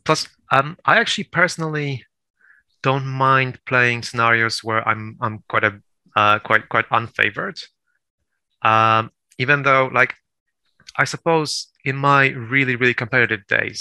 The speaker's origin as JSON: {"language": "English", "country": "Poland", "also_born_or_lived": "United Kingdom", "said": "Well, no, I'm Polish, actually. I'm well. So."}